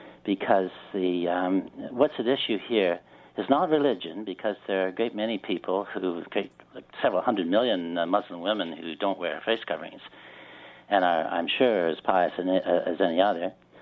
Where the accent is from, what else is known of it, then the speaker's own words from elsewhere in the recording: Canada; Because in our world of being a Canadian, and what unites us as Canadian, in my view, is equality of opportunity and basic human rights